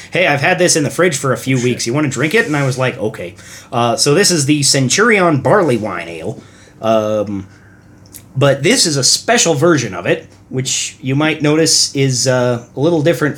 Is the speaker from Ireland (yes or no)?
yes; Ireland; Well, I have to be up early tomorrow, but I'm Irish, so, you know, it's okay.